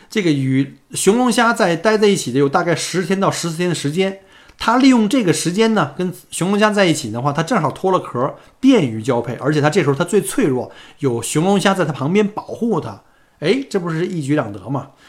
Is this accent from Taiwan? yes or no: no; China; now in Melbourne, Australia; 作为一个中国人啊，小姑那是相当的自豪啊